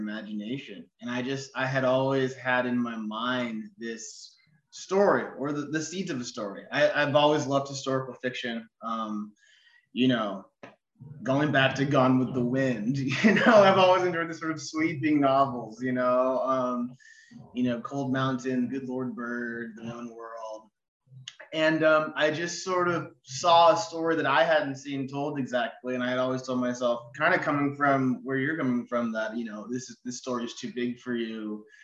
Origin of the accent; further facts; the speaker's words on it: Ashland, Oregon, United States; moved away as an adult; also born or lived in Eugene, Oregon / San Francisco / Austin, Texas; I was born in Eugene, actually. I only was there for a few years, though, and then grew up in Ashland, Oregon